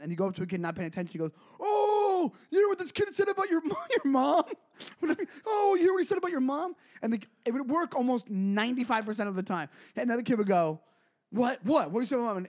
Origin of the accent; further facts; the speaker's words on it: Long Island, New York, United States; I'm from Long Island